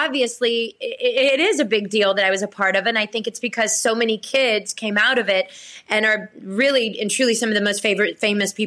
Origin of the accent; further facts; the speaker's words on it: Blackshear, Georgia, United States; moved away; I was born and raised in Blackshear, Georgia